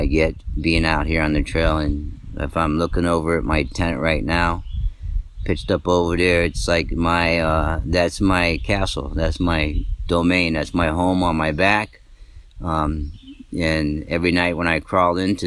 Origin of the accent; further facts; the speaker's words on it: Cuyahoga Falls, Ohio, United States; I'm from Cuyahoga Falls, Ohio.